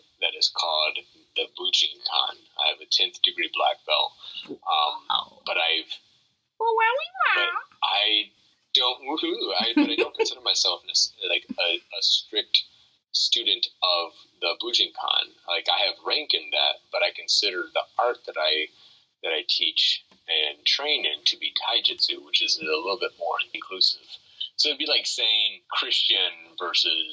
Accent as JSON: {"language": "English", "country": "United States", "moved": "as an adult", "lives_now": "Chengdu, China", "said": "I'm very American still."}